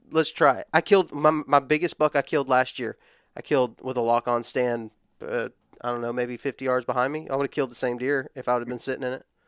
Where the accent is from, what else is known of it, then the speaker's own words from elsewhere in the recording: West Texas, United States; I grew up in West Texas where ladder stands aren't really a thing.